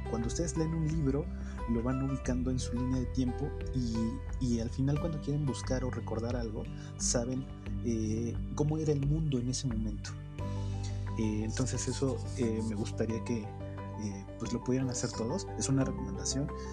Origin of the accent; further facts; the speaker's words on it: Mexico; como mexicano de, los suburbios, de, los lugares de del Oriente